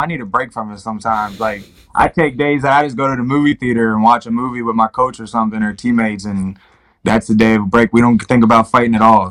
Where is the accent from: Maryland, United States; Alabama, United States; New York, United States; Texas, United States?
Maryland, United States; Baltimore; moved away as an adult; also born or lived in Ohio; I've come from Baltimore City where not a lot of people make it out. I'm doing a lot of things that a lot of people aren't doing from my hometown